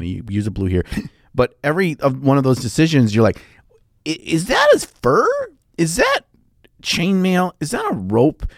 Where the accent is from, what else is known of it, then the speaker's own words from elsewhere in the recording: United States; I'm from America